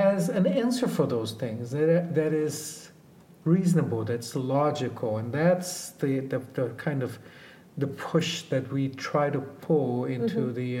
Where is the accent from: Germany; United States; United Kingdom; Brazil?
Brazil; and we come from Brazil, and we come with our own prejudice. We come here, a lot of us, thinking the North Americans are very materialistic